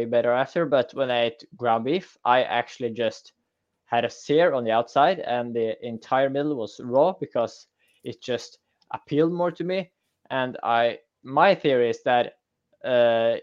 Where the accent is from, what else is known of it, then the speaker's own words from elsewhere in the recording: Norway; I'm from Norway. We farm salmon all the freaking time